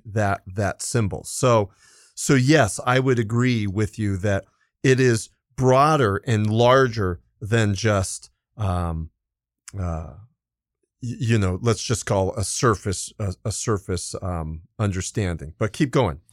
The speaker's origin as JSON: {"language": "English", "area": "Los Angeles County", "region": "California", "country": "United States", "tie": "born or raised there", "said": "I was born in California. And so California, and even mm. more specifically, Los Angeles County"}